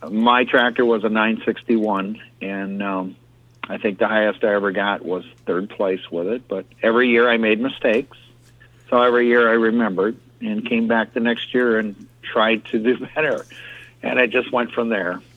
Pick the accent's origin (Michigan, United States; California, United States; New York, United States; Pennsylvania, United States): Michigan, United States; he said, Well, where are you from? And I said, Michigan.